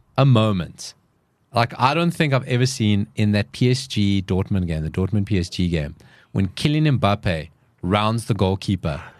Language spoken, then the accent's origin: English; South Africa; we're all South Africans.